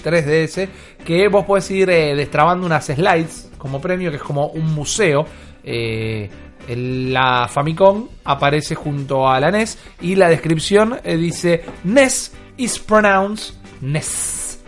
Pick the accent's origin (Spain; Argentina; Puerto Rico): Argentina; como hispanoparlantes, como argentinos